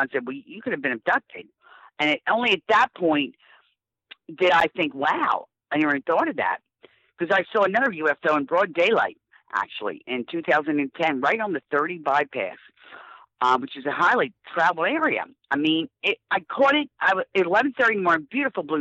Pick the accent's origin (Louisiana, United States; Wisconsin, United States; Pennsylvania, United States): Pennsylvania, United States; West Chester; I grew up in Westchester, Pennsylvania, and, you know, in the suburbs